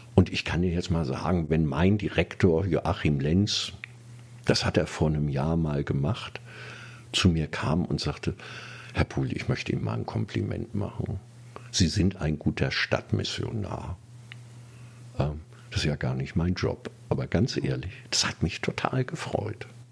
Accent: Kiel, Schleswig-Holstein, Germany; now in Berlin, Germany; hatte meinen Heimatort verglichen mit dieser Großstadt. Und es gab doch einige Sachen, die mir nicht gefallen hatten in Kiel

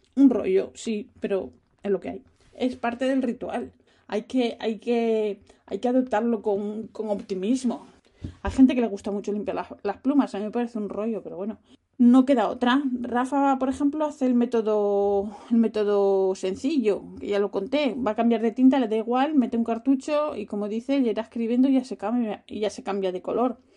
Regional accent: Spain; moved away; yo soy española

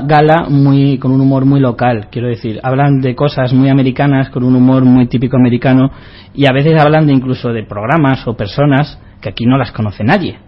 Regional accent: Spain; Nosotros somos, los españoles somos iguales

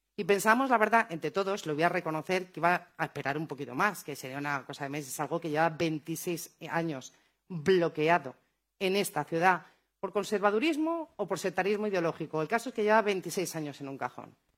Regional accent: Madrid, Community of Madrid, Spain; Así somos los madrileños

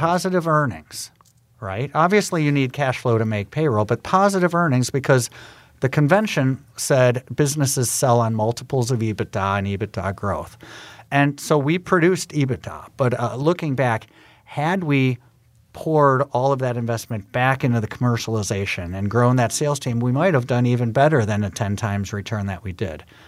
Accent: Milwaukee, Wisconsin, United States; moved away; I actually used, um, the fact that I was from Milwaukee to try to get an in with G E Healthcare

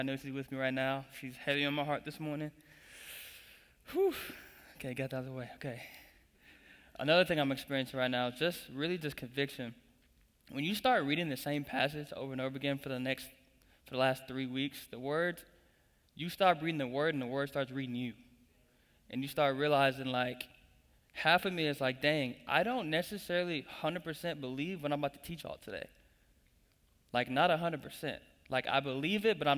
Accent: Tulsa, Oklahoma, United States; moved away as an adult; now in Springfield, Missouri, United States; I'm originally from Tulsa, Oklahoma

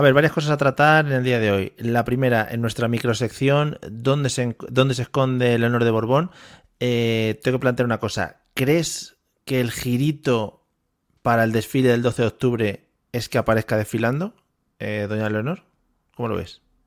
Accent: Spain; nuestro país

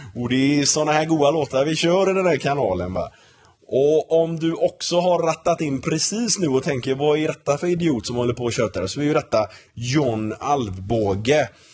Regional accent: Gothenburg, Västra Götaland, Sweden; moved away as an adult; also born or lived in Denmark / Örebro; now in United States; Jag är uppvuxen i Torslanda, så jag har spelat i Torslanda I K

